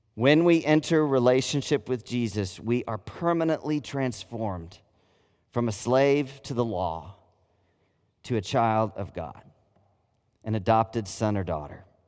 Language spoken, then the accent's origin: English; United States; I'm a Christian before I'm an American